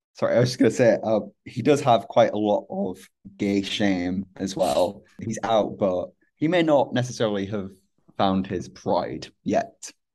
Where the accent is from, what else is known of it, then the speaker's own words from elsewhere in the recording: Hull, Yorkshire and the Humber, United Kingdom; was growing up in Hull